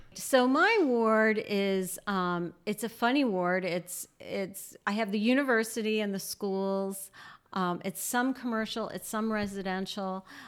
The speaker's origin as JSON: {"language": "English", "town": "New Orleans", "region": "Louisiana", "country": "United States", "tie": "born or raised there", "moved": "yes", "said": "I grew up in New Orleans"}